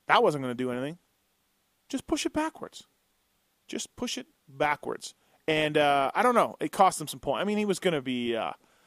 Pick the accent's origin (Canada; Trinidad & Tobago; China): Canada; I'm Canadian.